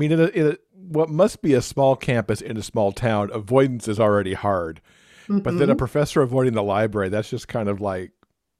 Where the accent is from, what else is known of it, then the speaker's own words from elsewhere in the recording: Michigan, United States; I grew up in Michigan